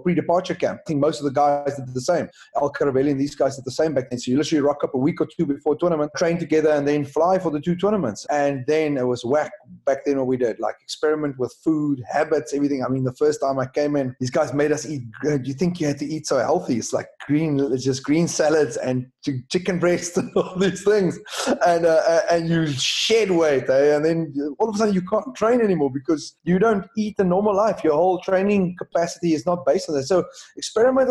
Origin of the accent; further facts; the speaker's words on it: Wellington, Western Cape, South Africa; So Wellington Rugby Club, my hometown